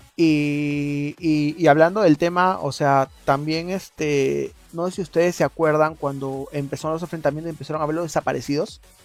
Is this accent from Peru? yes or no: yes; Peru; nosotros como peruanos